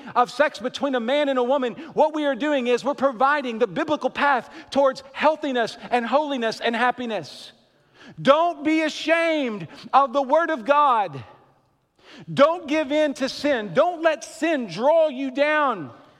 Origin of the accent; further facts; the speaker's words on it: Kentucky, United States; accent: Kentucky; I guess when I travel, I sound like I'm from Kentucky or something.